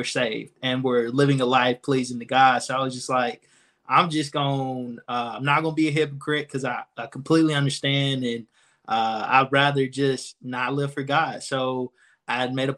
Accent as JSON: {"language": "English", "town": "Anniston", "region": "Alabama", "country": "United States", "tie": "born or raised there", "said": "born and raised in Anniston, Alabama."}